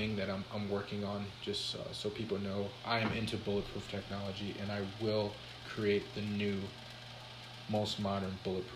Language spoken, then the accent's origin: English; Minnesota, United States; I was born in Minnesota.